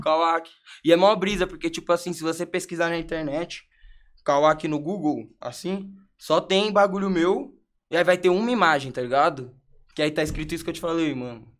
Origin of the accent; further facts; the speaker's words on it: Brazil; moved away; also born or lived in abroad; como eu sou brasileiro, eu morava na gringa